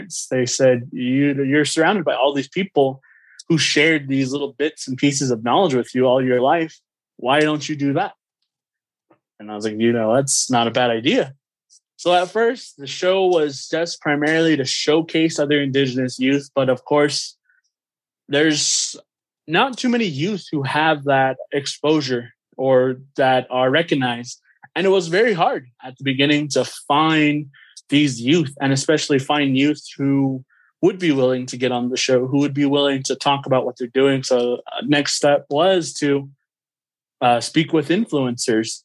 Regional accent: United States; I grew up on the Navajo Nation reservation for most of my life, and I still reside on the res

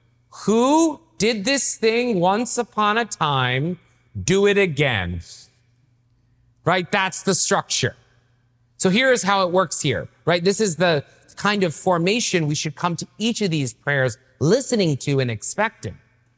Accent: the South, United States; So I grew up in the South myself, and I didn't know how to pray.

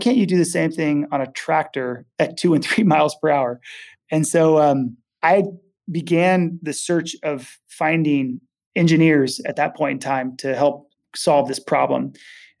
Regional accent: Napa, California, United States; I grew up in Napa, Sonoma area

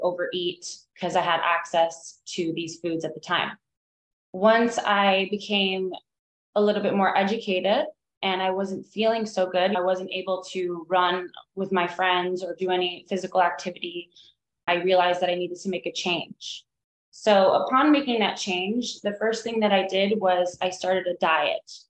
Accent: Miami, Florida, United States; moved away as an adult; now in Asheville, United States; I grew up in Miami and growing up in the 90s

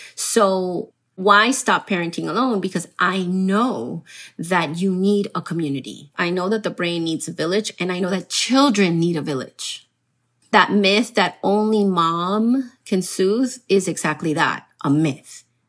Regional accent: Miami, Florida, United States; also born or lived in Colombia; I grew up in Miami, so I'm also a Miami girl

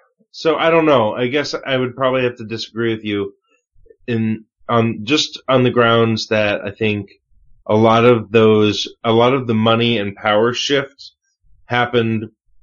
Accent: United States; as an American in America

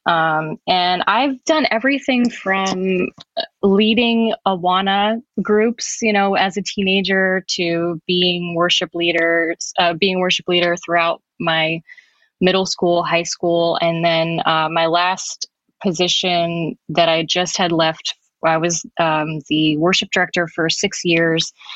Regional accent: New Jersey, United States; I'm also from New Jersey

